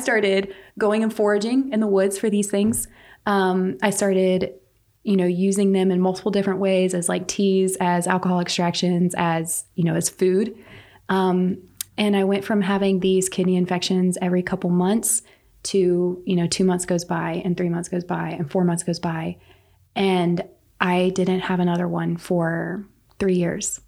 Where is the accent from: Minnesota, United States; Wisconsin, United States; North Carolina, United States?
North Carolina, United States; Pine Bluff; I am local to here. I grew up in Pine Bluff